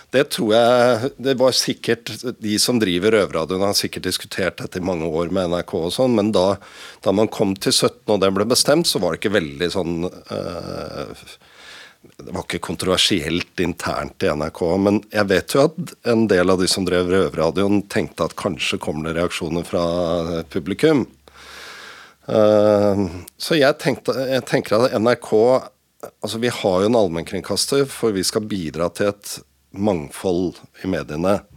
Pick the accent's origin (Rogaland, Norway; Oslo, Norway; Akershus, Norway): Oslo, Norway; Jeg er jo fra Oslo og kjent i området